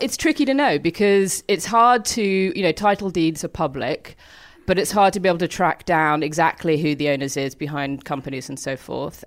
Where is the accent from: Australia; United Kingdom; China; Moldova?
United Kingdom; London; I grew up in London